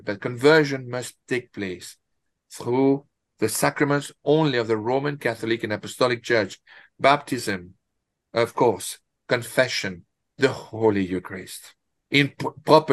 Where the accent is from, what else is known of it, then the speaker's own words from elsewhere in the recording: France; I'm from France